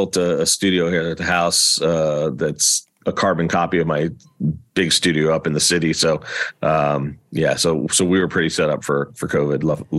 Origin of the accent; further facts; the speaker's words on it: Easton, Pennsylvania, United States; also born or lived in Boston; I grew up on the East Coast too. I was born in Boston, and grew up mostly north of Philadelphia, about halfway between New York and Philly, in a place called Easton, Pennsylvania